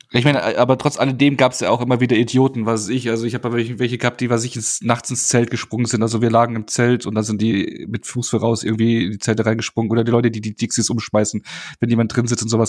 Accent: Bavaria, Germany; ich komme ja aus Bayern

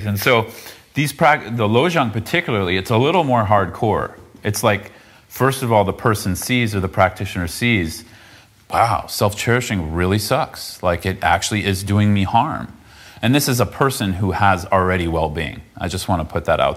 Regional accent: south of San Francisco, California, United States; I grew up south of San Francisco

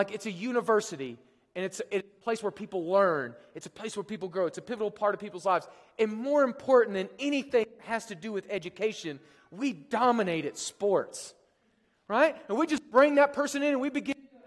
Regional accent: Oklahoma, United States; I'm from Oklahoma.

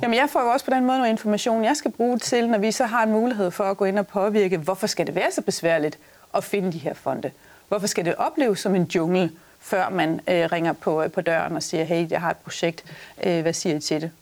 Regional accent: Denmark

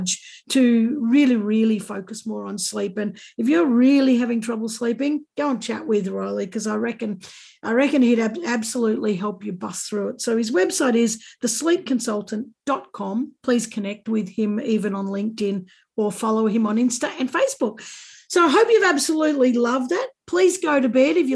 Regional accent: Australia; I'm Australian

